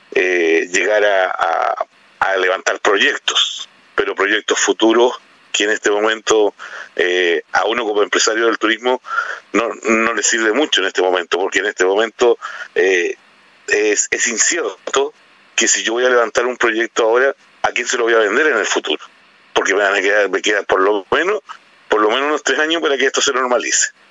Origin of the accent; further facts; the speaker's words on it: Chile; como buen chileno